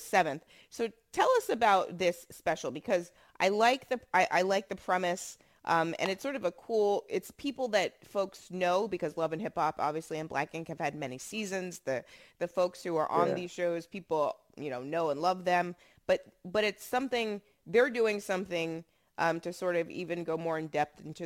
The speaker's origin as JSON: {"language": "English", "country": "United States", "said": "Black Americans"}